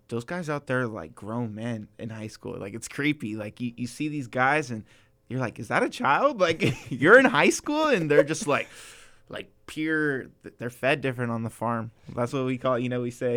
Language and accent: English; Ventura, California, United States; also born or lived in Maryland; I'm born and raised in Ventura.